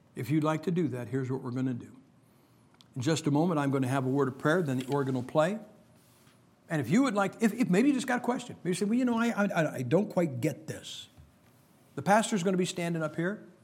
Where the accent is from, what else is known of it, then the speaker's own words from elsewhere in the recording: Massillon, Ohio, United States; my hometown of Massillon, Ohio